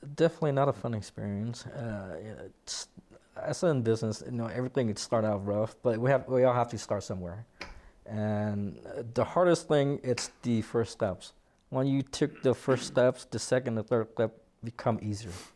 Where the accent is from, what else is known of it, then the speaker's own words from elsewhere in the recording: Washington, United States; moved away as an adult; now in Colorado, United States; initially I'm from Washington State